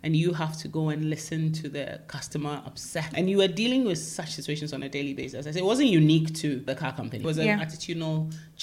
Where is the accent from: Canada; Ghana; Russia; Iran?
Ghana; moved away as an adult; also born or lived in United Kingdom; I grew up in Ghana